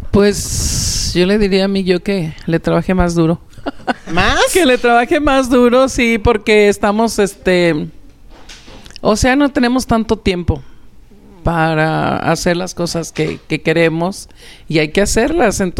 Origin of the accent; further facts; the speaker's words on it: Madero, Zacatecas, Mexico; yo soy de Madero, yo soy de Madero.